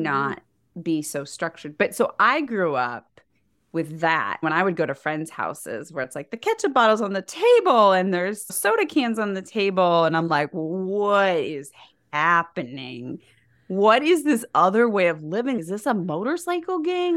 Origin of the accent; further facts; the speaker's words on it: Nebraska, United States; we were raised in Nebraska.